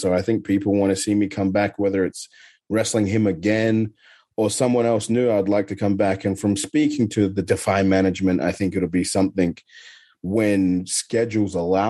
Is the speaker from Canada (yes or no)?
no; Adelaide, South Australia, Australia; there was a certain roller skating rink in my hometown in Adelaide that actually was really good.